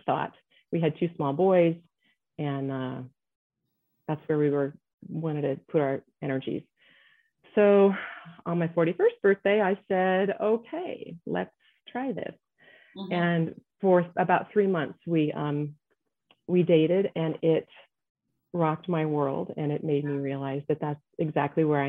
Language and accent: English; United States; also born or lived in Nebraska / Ohio; now in Colorado, United States; I was raised in Nebraska and Ohio